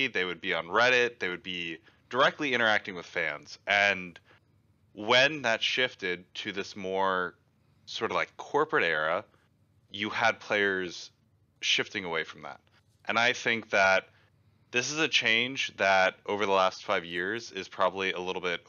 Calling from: Houston, Texas, United States; Houston, Texas.

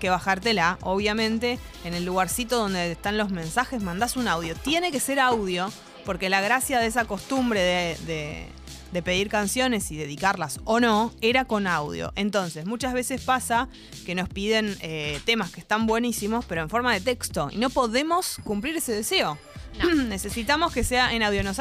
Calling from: Buenos Aires, Argentina; de Boedo, barra San Cristóbal, en el límite.

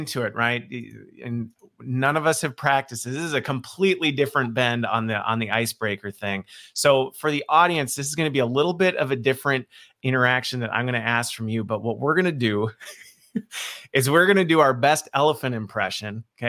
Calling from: Waukesha, Wisconsin, United States; I'm joining from Waukesha, Wisconsin, and believe it or not, even though it looks nice out there with the sun, it was snowing this morning.

